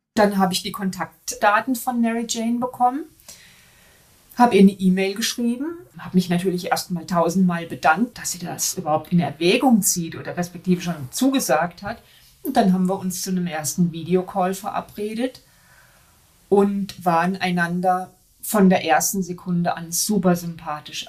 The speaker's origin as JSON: {"language": "German", "country": "Germany", "said": "bei uns in Deutschland"}